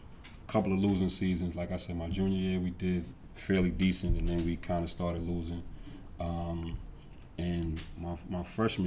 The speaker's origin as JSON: {"language": "English", "town": "New York City", "region": "New York", "country": "United States", "said": "obviously I'm from the Bronx."}